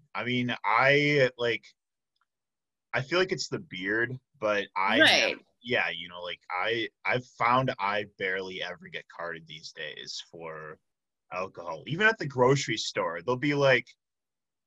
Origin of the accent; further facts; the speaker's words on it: Chicago, Illinois, United States; I'm from the Chicago area, so I grew up in winter